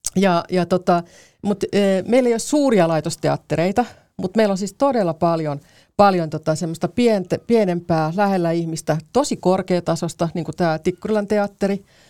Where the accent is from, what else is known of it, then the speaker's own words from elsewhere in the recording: Karkkila, Uusimaa, Finland; Mä oon Karkkilasta kotoisin